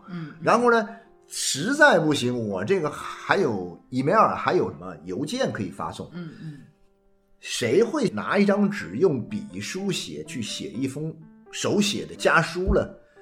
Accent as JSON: {"language": "Chinese", "country": "China", "said": "你就会发现我们中国人的家庭里面"}